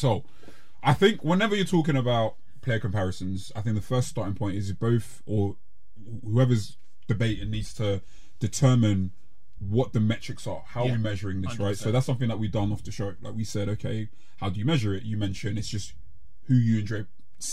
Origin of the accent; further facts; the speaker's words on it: London, United Kingdom; I'm from South